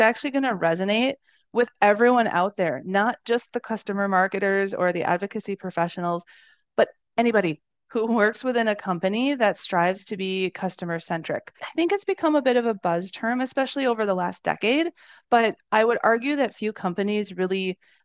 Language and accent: English; Wisconsin, United States; moved away; I'm a Midwestern girl. So, and I'm from Wisconsin originally.